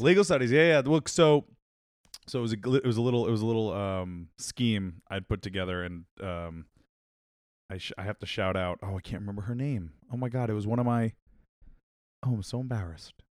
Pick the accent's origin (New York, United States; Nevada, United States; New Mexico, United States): New York, United States; Long Island; I grew up on Long Island